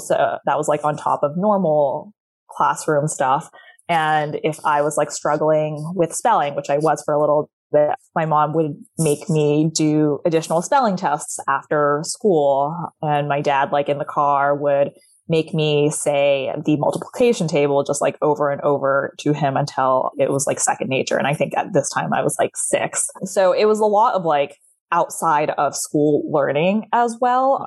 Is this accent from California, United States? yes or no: yes; California, United States; English is a second language; also born or lived in China; I'm from California because I grew up there from like the ages of nine to 18